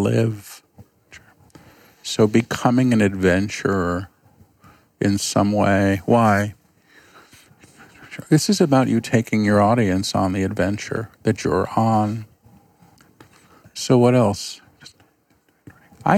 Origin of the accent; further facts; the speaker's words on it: New York, United States; I'm a New Yorker